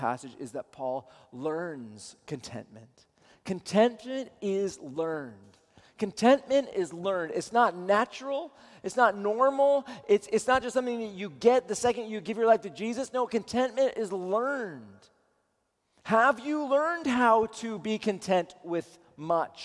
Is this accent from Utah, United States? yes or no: no; Seattle, Washington, United States; I'm from Seattle